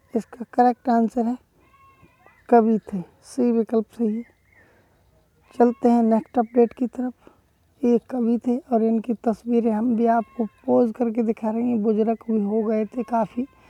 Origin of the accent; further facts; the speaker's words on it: Badaun, Uttar Pradesh, India; हमारे डिस्ट्रिक्ट में जैसे मैं बदाइयों से बिलोंग करता हूँ